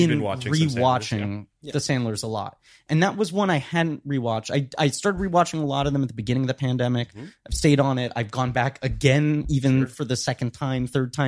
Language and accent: English; New York City, New York, United States; I grew up in New York City.